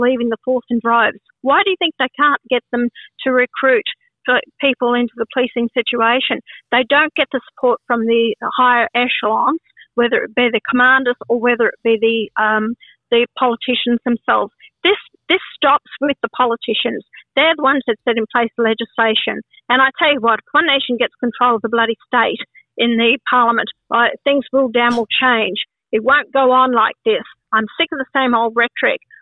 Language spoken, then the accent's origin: English; Australia; I am an Australian born here. This is my country